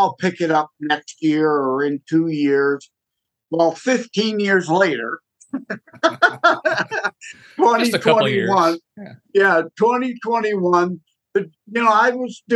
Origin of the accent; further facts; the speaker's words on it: Michigan, United States; I'm born and raised in Michigan